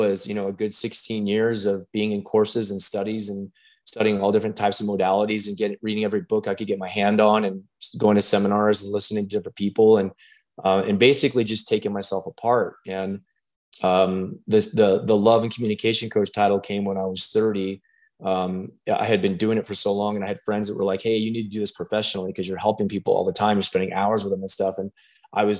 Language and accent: English; Pueblo, Colorado, United States; I'm born and raised in Pueblo, Colorado